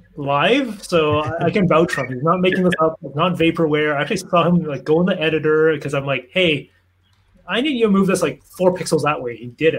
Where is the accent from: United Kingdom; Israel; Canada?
Canada; I'm Canadian.